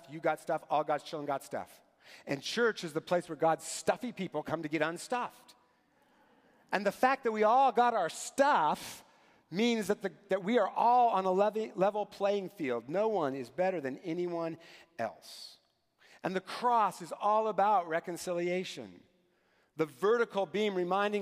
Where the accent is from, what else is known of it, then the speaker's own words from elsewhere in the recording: Eastern Washington, United States; growing up in Eastern Washington